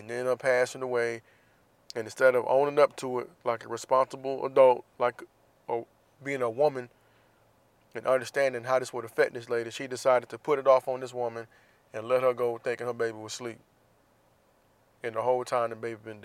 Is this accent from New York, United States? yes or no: no; Jacksonville, Florida, United States; my hometown of Jacksonville, Florida